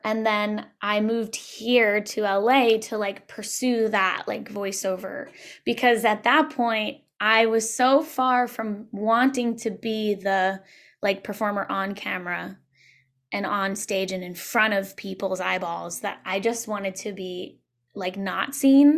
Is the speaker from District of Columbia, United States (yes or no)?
no; Long Island, Suffolk County, New York, United States; moved away as an adult; also born or lived in Brooklyn, New York; now in Los Angeles, United States; I grew up on Long Island, uh, in Suffolk County